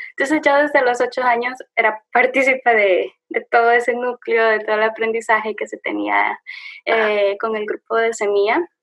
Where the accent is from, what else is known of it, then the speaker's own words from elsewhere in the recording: El Salvador; moved away as an adult; now in Washington, D.C., United States; soy del Salvador, un país muy chiquitito en Centroamérica, pero bonito